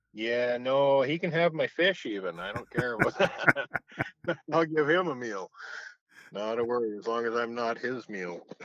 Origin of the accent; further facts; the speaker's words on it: Kamloops, British Columbia, Canada; I grew up around Kamloops in the area